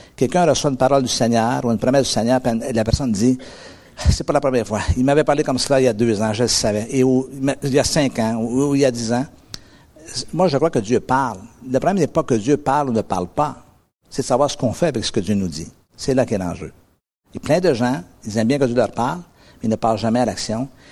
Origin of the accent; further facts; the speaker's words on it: North American, near the US border, Montreal area, Quebec, Canada; je suis un Nord-Américain. Et, euh, il y a un tout petit pays à peu près à quarante-cinq minutes de route de chez moi qui s'appelle les États-Unis